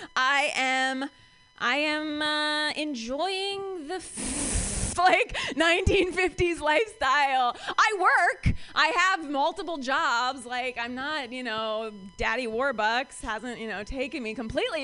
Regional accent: Ohio, United States; now in San Francisco, United States; I'm from Ohio

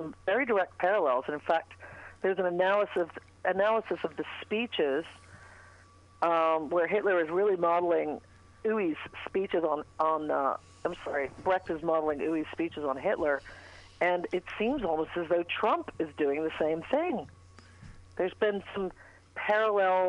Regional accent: England, United Kingdom; moved away; I grew up in England in Thatcher's Britain

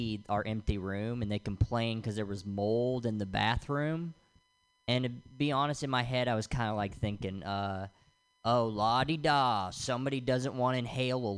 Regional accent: Tennessee, United States; now in Los Angeles, United States; I'm from the South, from Tennessee

